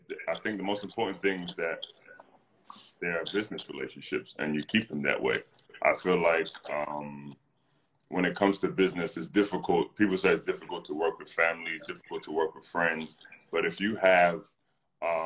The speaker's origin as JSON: {"language": "English", "region": "London", "country": "United Kingdom", "said": "I'm from North London"}